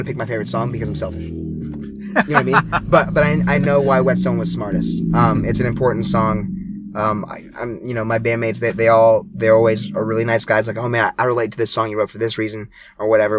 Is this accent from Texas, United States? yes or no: no; Hawaii, United States; moved away; I grew up in Hawaii